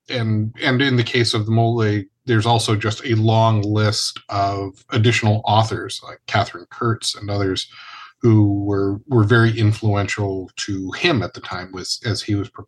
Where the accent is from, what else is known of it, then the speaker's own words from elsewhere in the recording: Ireland; I am the Irishman